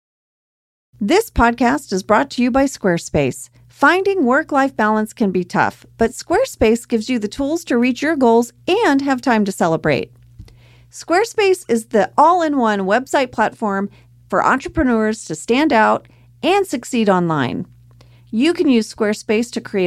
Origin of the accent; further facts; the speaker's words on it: Texas, United States; I'm from a very small town in Texas.